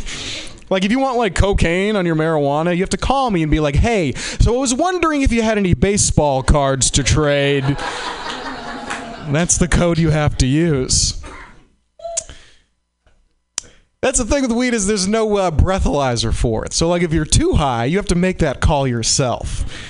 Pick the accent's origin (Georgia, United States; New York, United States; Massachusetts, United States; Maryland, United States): Massachusetts, United States; Boston; So yeah, hi there. I'm from Boston.